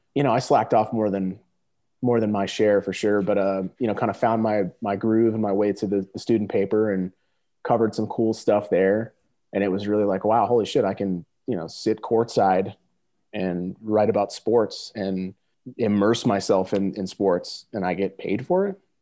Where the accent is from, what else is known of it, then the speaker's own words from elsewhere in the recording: Simsbury, Connecticut, United States; moved away as an adult; also born or lived in Kansas; I uh, grew up in a little town on the East Coast called Simsbury, uh, right in the middle of Connecticut.